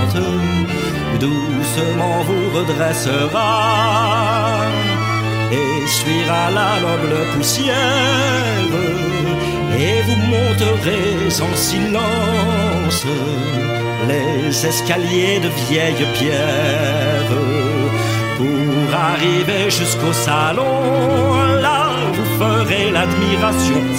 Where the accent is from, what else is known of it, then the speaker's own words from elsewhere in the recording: Rennes, Brittany, France; Mais moi je l'aime, je suis rennais, meilleure ville de l'ouest devant les Nantais